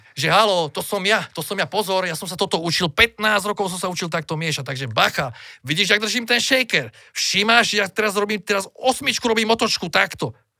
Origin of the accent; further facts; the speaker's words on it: Slovakia; som barman zo Slovenska